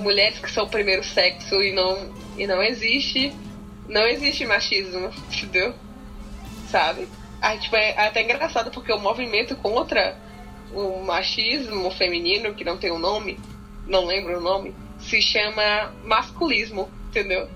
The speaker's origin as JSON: {"language": "Portuguese", "country": "Brazil", "said": "a gente é do Brasil"}